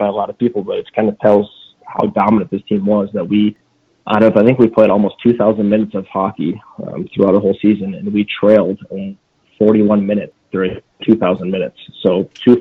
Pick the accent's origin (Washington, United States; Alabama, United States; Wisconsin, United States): Wisconsin, United States; Stevens Point; I'm actually originally from Stevens Point. I grew up here